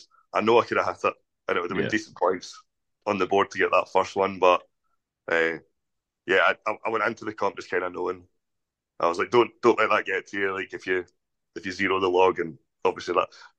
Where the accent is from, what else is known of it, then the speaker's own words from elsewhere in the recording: Scotland, United Kingdom; the biggest venue in my hometown